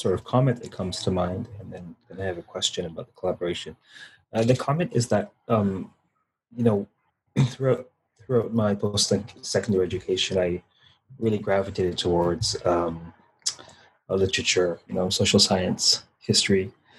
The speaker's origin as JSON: {"language": "English", "town": "Toronto", "region": "Ontario", "country": "Canada", "tie": "born or raised there", "said": "You know, I grew up in Toronto and my family was West Indian."}